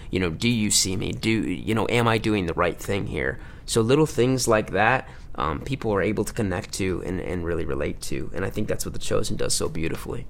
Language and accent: English; Livonia, Michigan, United States; moved away; my hometown in Livonia, Michigan